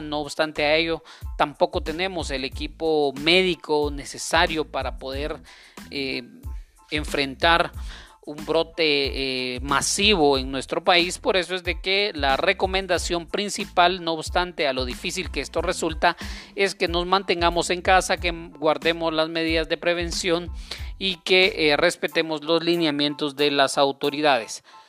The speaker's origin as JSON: {"language": "Spanish", "country": "Guatemala", "said": "sigamos adelante como guatemaltecos"}